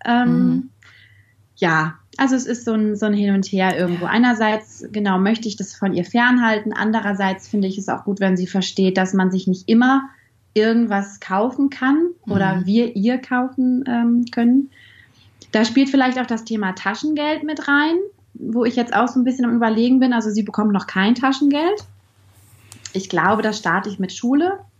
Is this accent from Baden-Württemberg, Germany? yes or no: no; Bielefeld, North Rhine-Westphalia, Germany; Ich komme aus Bielefeld